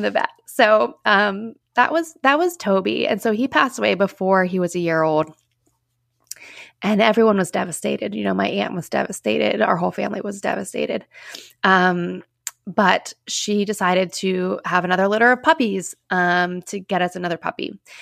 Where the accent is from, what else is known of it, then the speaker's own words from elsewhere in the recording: Pittsburgh, Pennsylvania, United States; I am, like, one of the only Pittsburgh people